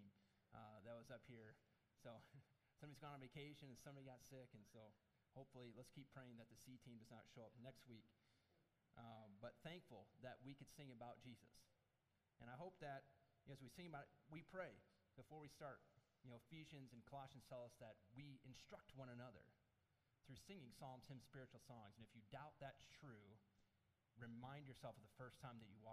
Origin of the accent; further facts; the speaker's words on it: Michigan, United States; when I grew up in Michigan